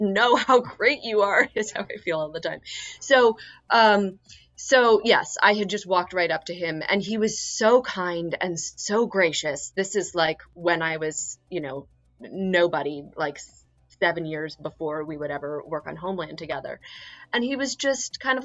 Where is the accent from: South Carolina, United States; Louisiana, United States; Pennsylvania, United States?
Pennsylvania, United States; Philadelphia; moved away as an adult; now in Queens, New York, United States; I'm from Philadelphia